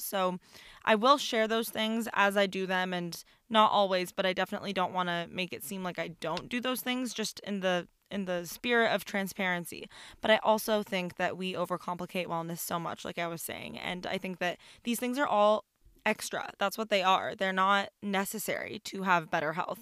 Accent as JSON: {"language": "English", "country": "Iran", "moved": "yes", "lives_now": "United States", "said": "I'm from Iran. I'm Persian."}